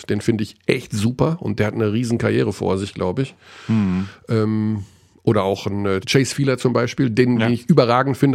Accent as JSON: {"language": "German", "town": "Hagen", "region": "North Rhine-Westphalia", "country": "Germany", "tie": "born or raised there", "said": "Ja, natürlich. Es ist direkt neben meiner Heimatstadt. Natürlich, Hagen. natürlich."}